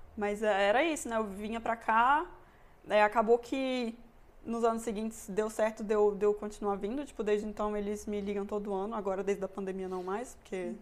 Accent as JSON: {"language": "Portuguese", "town": "Brasília", "region": "Federal District", "country": "Brazil", "also_born_or_lived": "Bochum, Germany / Munich, Germany", "moved": "as an adult", "lives_now": "Germany", "said": "eu sou de Brasília"}